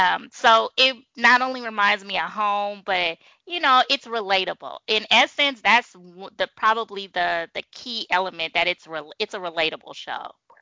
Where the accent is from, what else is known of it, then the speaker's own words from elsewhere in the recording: Bay Area, California, United States; moved away; I'm originally from California. I'm originally from the Bay Area.